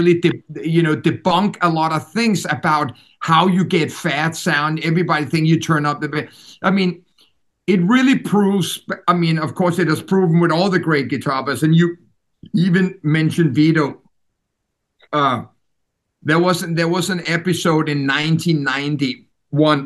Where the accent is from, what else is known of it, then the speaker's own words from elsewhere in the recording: Denmark; first language Danish; English is a second language; the country that I was born and raised